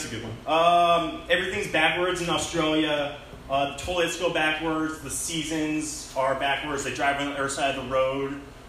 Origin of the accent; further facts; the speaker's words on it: Seattle, Washington, United States; now in Los Angeles, United States; Yeah, so I'm new to LA. I'm up in Northridge. I'm from Seattle, from the north